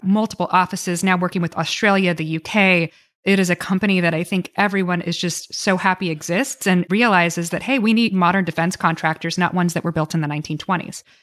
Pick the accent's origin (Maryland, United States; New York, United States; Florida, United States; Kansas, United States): Florida, United States; moved away; also born or lived in Washington; I grew up in Florida